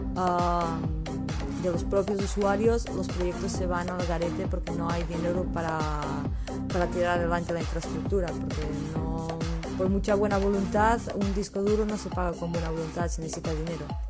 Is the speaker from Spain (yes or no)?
yes; Olot, Catalonia, Spain; moved away as an adult; now in Barcelona, Spain; mi pueblo que era Olot